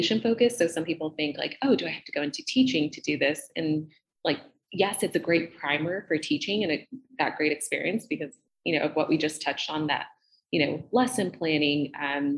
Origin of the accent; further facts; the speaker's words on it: Southern California, United States; moved away as an adult; also born or lived in Boston; I grew up in Southern California, went to school in Southern California